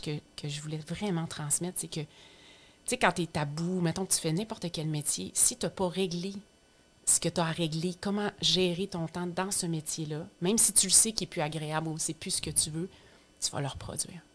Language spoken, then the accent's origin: French; Estrie, Quebec, Canada; now in Lanaudière, Canada; je viens de l'Estrie, puis moi, je vis maintenant dans la Naudière